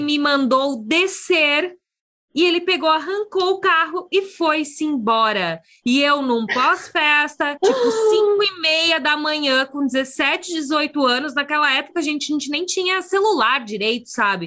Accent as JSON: {"language": "Portuguese", "region": "interior of Rio Grande do Sul", "country": "Brazil", "tie": "born or raised there", "said": "eu cresci numa cidade que tem 20 e poucos mil habitantes no interior do Rio Grande do Sul"}